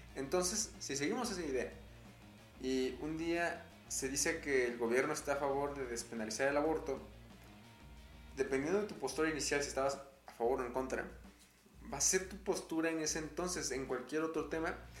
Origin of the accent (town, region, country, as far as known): Mexico